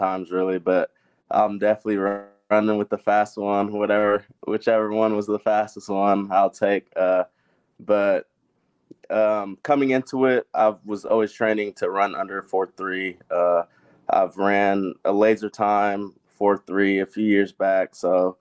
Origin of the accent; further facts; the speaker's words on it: Lawrence, Kansas, United States; also born or lived in Ghana; I was born in Ghana, West Africa. Moved to Lawrence, Kansas when I was about 3 years old with my whole family